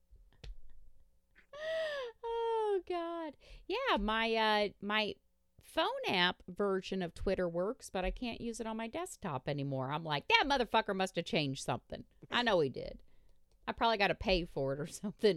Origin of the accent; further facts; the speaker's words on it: Indiana, United States; I'm from Indiana.